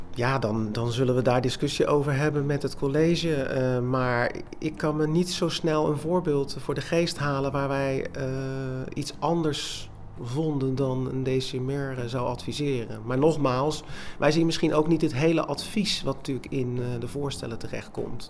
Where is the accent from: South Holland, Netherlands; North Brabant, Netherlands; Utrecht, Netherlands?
South Holland, Netherlands; Rotterdam; now in Lansingerland, Netherlands; Oorspronkelijk kom ik uit Rotterdam